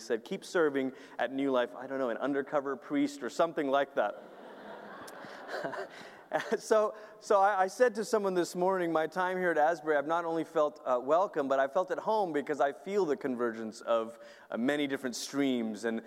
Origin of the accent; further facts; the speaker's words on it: Malaysia; now in Colorado Springs, United States; I grew up in Malaysia